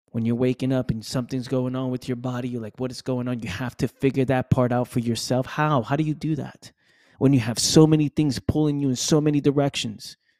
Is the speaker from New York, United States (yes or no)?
yes; New York City, New York, United States; Born and raised in the Bronx, New York